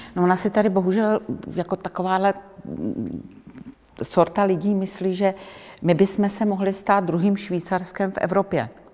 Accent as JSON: {"language": "Czech", "country": "Czechia", "said": "Já když někde řeknu, že jsem z Čech"}